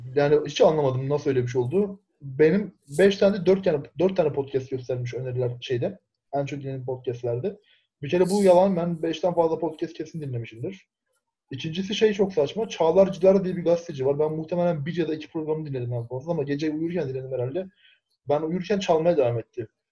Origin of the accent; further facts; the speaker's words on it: Erzincan, Turkey; ben Erzincanlıyım